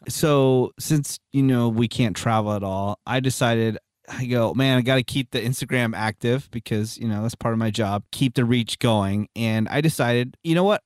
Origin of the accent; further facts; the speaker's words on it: Redwood City, California, United States; I was born in Redwood City